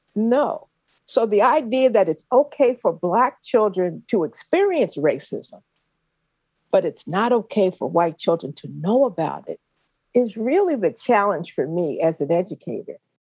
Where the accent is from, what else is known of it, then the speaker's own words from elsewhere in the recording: Philadelphia, Pennsylvania, United States; I loved growing up in West Philly